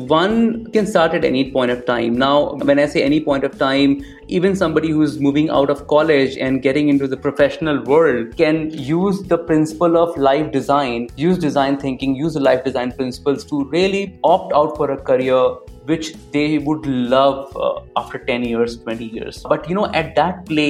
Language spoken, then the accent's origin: English; Varanasi, Uttar Pradesh, India; moved away as an adult; also born or lived in Delhi; I'm from Varanasi